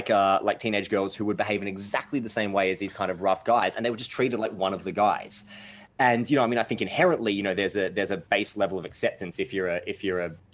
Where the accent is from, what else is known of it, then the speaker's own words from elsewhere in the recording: Mansfield, Australia; I was growing up in Mansfield